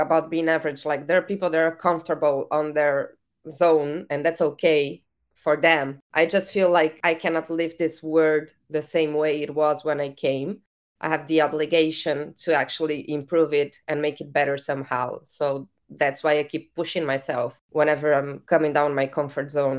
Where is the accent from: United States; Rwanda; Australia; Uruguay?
Uruguay; I'm from Latin America. I'm from Uruguay.